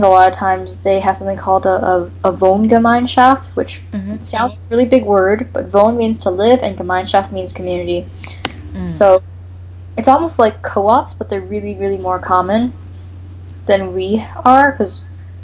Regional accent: Canada; first language English; also born or lived in United States; I come from Canada

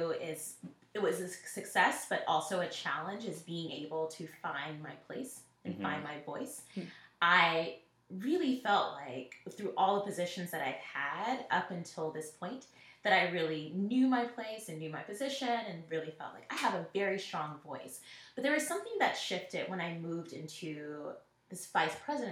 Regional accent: Nashville, Tennessee, United States; moved away; I'm from Nashville originally

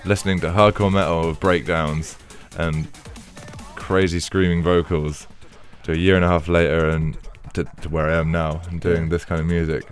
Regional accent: Penzance, South West England, United Kingdom; born or raised there; moved away; also born or lived in London

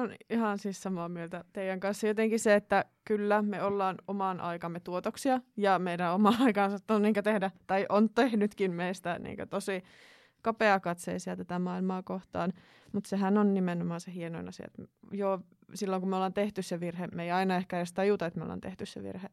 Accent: Finland; mä oon Suomesta

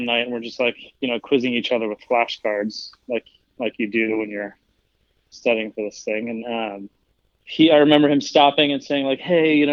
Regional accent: suburban Maryland, United States; now in Colorado, United States; I grew up in like suburban Maryland

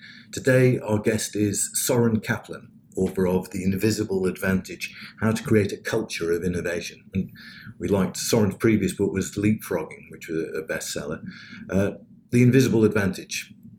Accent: United Kingdom; I'm British

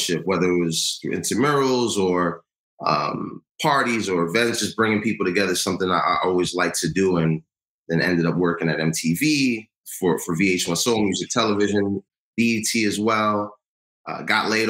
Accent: New York City, New York, United States; Born and raised in New York. My parents are from Ghana. I'm first generation

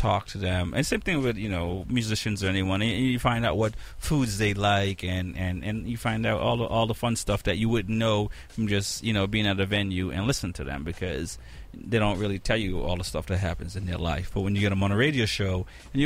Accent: Jamaica; I'm Jamaican

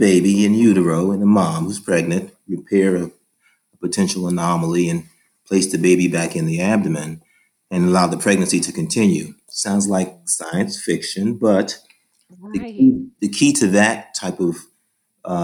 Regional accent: San Francisco, California, United States; also born or lived in New York City; my hometown of San Francisco

